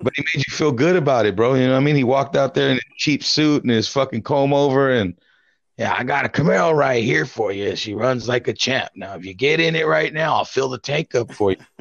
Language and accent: English; United States; as an American